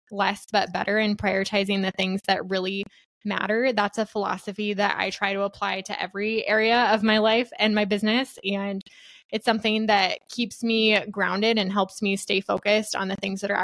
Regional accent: Iowa, United States; I'm a Midwest gal born and raised in Iowa.

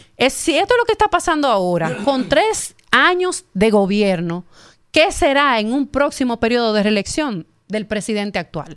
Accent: Herrera, Distrito Nacional, Dominican Republic; Yo soy de Herrera. Yo vengo de Herrera de la calle 4 de Herrera

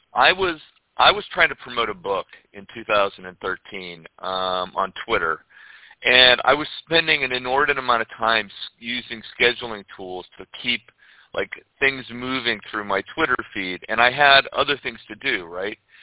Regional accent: Ohio, United States; moved away as an adult; also born or lived in Florida / Europe / Cape Town, South Africa; now in St. Pete Beach, United States; I grew up in Ohio, and when I turned 18, I left I left the snow and I moved

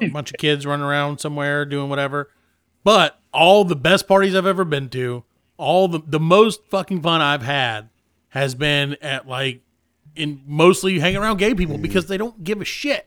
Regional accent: South Carolina, United States; we're from South Carolina

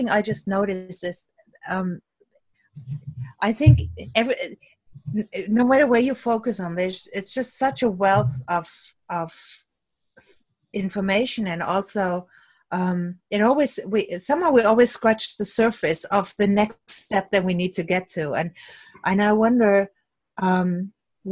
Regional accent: Cologne, North Rhine-Westphalia, Germany; moved away; Cologne, which is my hometown

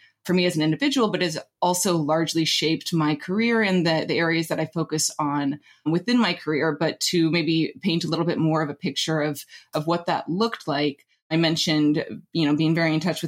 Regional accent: Anchorage, Alaska, United States; moved away; I did grow up in Anchorage, Alaska

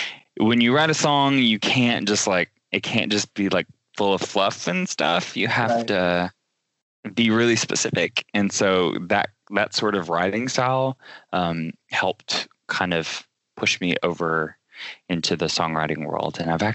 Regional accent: Chattanooga, Tennessee, United States; I grew up in Chattanooga, Tennessee, which is about 2 hours south

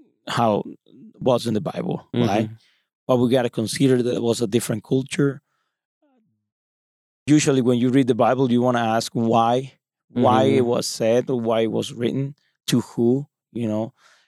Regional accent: Mexico; English is a second language; I grew up in Mexico and that's totally different influence.

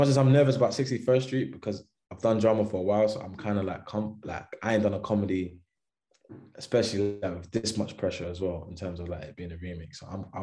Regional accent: London, United Kingdom; also born or lived in Florida, United States; I grew up in Thamesmead, lived in Deptford, a bit Surrey Keys, Elephant and Castle, Kennington

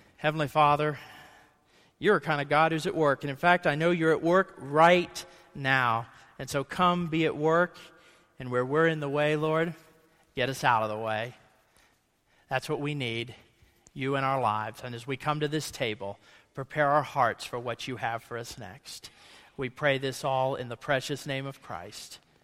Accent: Ohio, United States; I grew up in Ohio

